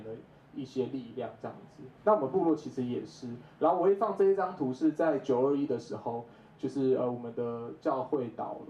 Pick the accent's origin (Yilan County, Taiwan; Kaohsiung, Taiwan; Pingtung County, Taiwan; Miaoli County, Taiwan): Kaohsiung, Taiwan; 因为我从小就是在高雄长大，然后我是一直到了二零一五年，我爸妈退休回到部落之后，我们才开始。在部落生活